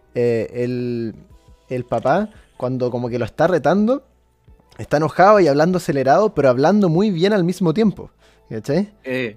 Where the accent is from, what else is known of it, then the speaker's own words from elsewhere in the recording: Chile; nosotros que somos chilenos